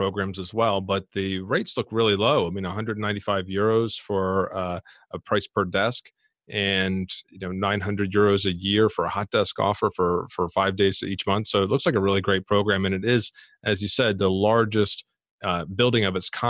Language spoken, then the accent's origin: English; United States; now in United Kingdom; we're both American expats. I've been based here in the UK for 15 years.